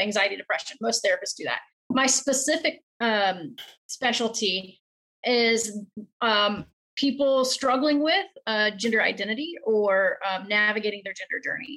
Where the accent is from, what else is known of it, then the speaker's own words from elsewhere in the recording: South Carolina, United States; I grew up in the South in South Carolina